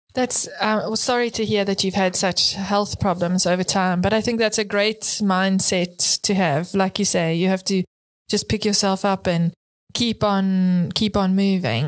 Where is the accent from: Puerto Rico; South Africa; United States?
South Africa; as a fellow South African